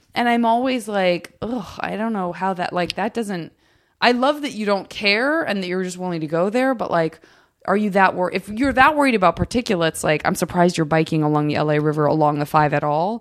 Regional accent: Tucson, Arizona, United States; I'm from Tucson

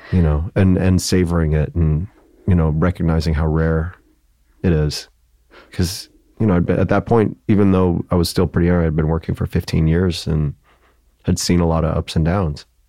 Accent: Joliet, Illinois, United States; moved away as an adult; also born or lived in Chicago; now in New York, United States; I grew up in Joliet

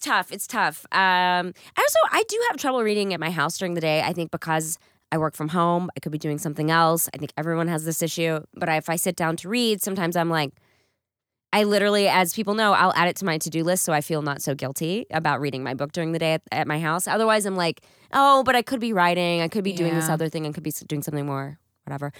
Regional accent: East Texas, United States; moved away; I'm from East Texas

